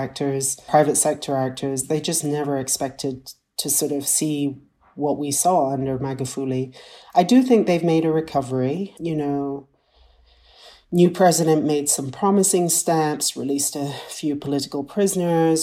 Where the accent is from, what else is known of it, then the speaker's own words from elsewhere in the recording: Kenya; I'm a Kenyan